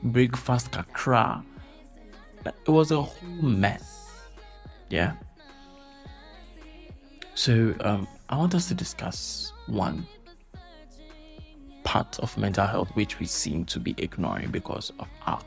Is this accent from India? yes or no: no; Ghana; I'm a Ghanaian, so I have to use the Ghanaian culture